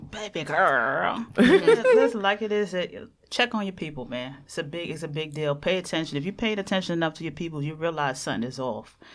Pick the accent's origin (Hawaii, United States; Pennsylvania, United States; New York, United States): New York, United States; New York City; Me growing up in Jamaica, Queens